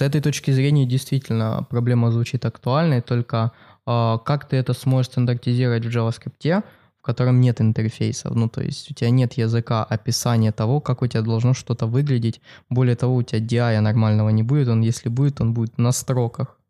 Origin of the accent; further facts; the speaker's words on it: Kharkiv, Kharkiv Oblast, Ukraine; она проходит в моем родном городе. Это Харьков